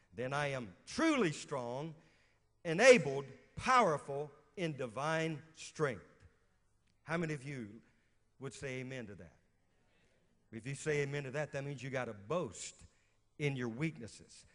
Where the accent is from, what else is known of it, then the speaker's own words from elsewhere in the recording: Louisiana, United States; moved away as an adult; also born or lived in West Virginia; now in Moravian Falls, United States; I'm from Louisiana